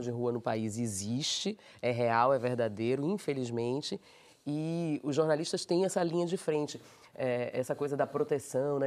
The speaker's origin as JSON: {"language": "Portuguese", "town": "Salvador", "region": "Bahia", "country": "Brazil", "said": "eu sou baiana, sou soteropolitana"}